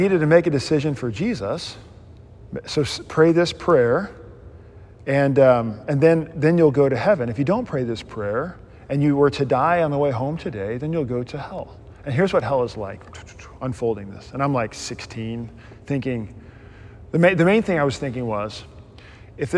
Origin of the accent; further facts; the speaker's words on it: Mississippi, United States; moved away; I grew up in the Southern Baptist world in Mississippi